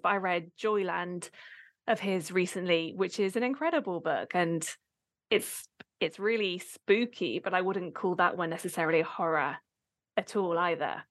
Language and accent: English; Abingdon, South East England, United Kingdom; I grew up in Abingdon in the UK